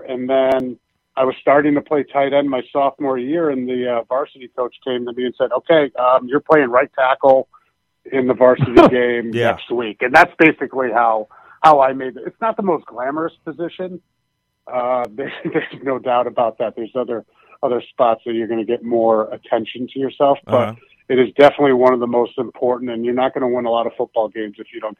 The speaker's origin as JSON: {"language": "English", "region": "Pennsylvania", "country": "United States", "tie": "born or raised there", "also_born_or_lived": "Iowa / Boston", "moved": "yes", "said": "I grew up in Pennsylvania."}